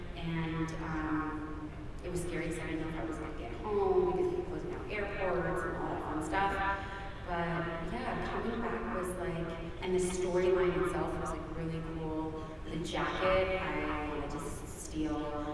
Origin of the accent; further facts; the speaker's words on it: Canada; also born or lived in England; I've never experienced that cold in my life, and I am Canadian. I lived in England, like, my life